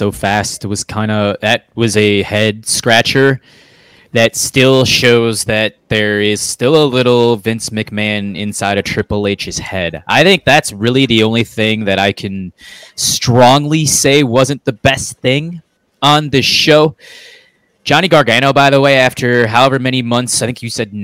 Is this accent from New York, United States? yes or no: no; Minnesota, United States; in my home state of Minnesota